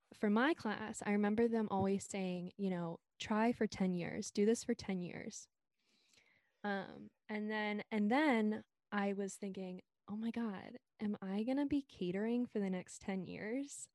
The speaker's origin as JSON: {"language": "English", "town": "Silver Spring", "region": "Maryland", "country": "United States", "moved": "as an adult", "lives_now": "Brooklyn, United States", "said": "I'm from Silver Spring, Maryland, right outside the D C on the Maryland side"}